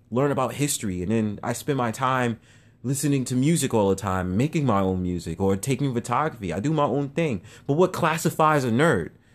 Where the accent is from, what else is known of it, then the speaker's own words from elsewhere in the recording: New York City, New York, United States; I'm from Harlem